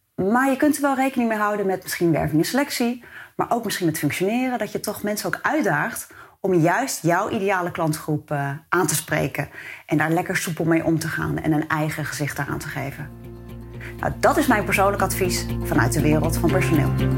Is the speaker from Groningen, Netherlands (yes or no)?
no; Rotterdam, South Holland, Netherlands; Ik kom mezelf ook uit Rotterdam